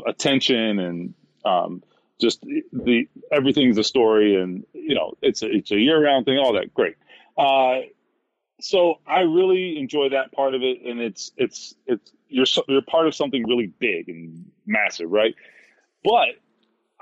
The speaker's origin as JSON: {"language": "English", "region": "South Florida", "country": "United States", "tie": "born or raised there", "moved": "yes", "lives_now": "Indiana, United States", "said": "growing up in South Florida"}